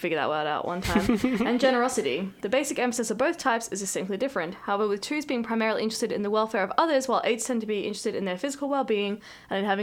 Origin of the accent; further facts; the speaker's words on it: Australia; I'm Aussie